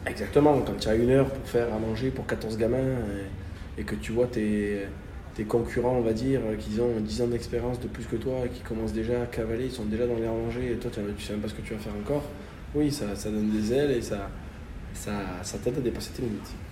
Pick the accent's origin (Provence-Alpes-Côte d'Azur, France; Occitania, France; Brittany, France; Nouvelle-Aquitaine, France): Provence-Alpes-Côte d'Azur, France; Marseille; moi, en tant que Marseillais